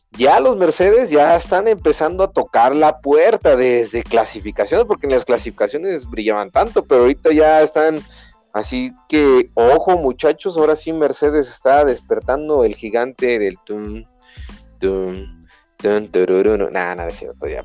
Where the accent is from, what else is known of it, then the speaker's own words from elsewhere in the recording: Mexico; nuestro compatriota